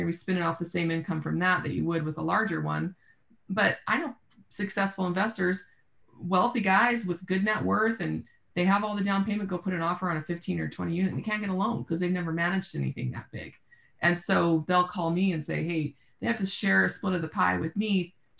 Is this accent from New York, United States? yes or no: no; Austin, Texas, United States; I'm from Austin, so Central Texas, obviously, San Antonio, Dallas are big markets that I spend time actively looking in.